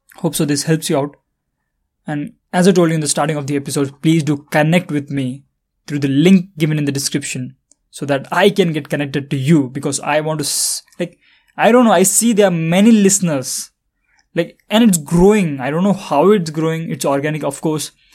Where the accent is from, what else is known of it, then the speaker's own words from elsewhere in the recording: India; I am from India